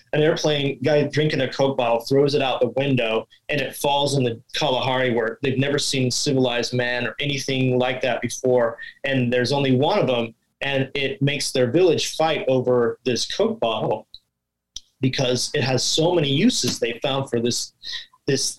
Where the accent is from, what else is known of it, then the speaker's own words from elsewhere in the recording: Hawaii, United States; also born or lived in Big Island, Hawaii / Kauai, Hawaii / California / Washington; I'm from here. I live on Oahu, the main island.